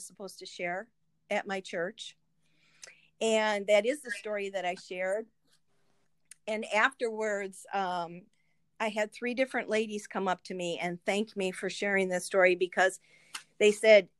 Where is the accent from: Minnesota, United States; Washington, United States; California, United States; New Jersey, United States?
Minnesota, United States; St. Paul; I was born in St. Paul, Minnesota.